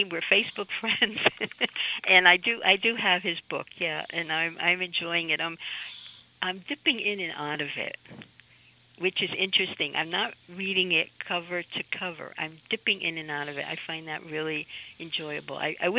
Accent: Amsterdam, North Holland, Netherlands; So, growing up in Amsterdam in the 1950s was a very safe place for me, but there wasn't a lot of diversity

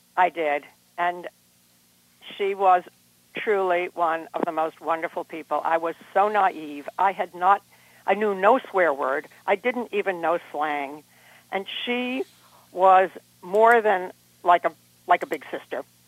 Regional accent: Harvard, Massachusetts, United States; also born or lived in Cambridge, Massachusetts; the main house where I grew up out in Harvard, is a Benedictine monastery

